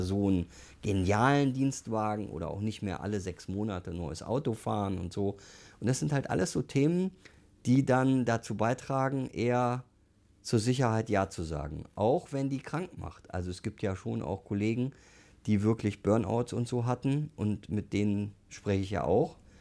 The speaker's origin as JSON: {"language": "German", "town": "Duisburg", "region": "North Rhine-Westphalia", "country": "Germany", "tie": "born or raised there", "moved": "yes", "lives_now": "Munich, Germany", "said": "ich komme aus dem Ruhrgebiet, bin Duisburger und meine Eltern haben halt eine Kneipe gehabt"}